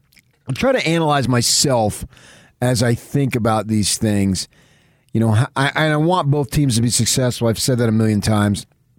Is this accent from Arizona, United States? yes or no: no; Jonesboro, Arkansas, United States; Although we're brothers from Jonesboro, Arkansas.